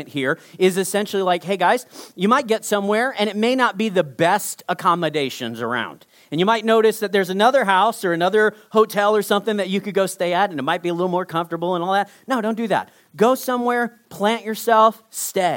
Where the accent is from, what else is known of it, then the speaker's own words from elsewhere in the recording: Texas, United States; I grew up in Texas